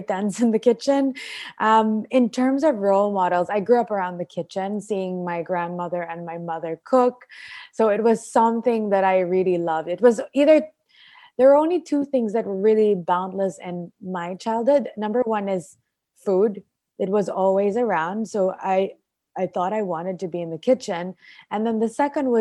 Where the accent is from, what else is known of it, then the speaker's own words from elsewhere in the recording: Philippines; also born or lived in Australia; I was born here, raised here, and I'm a Filipina